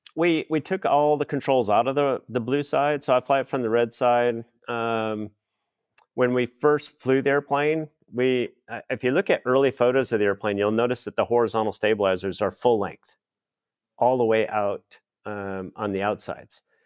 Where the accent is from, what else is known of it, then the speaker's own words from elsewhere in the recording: Minnesota, United States; I grew up in Minnesota, so Oshkosh was just next door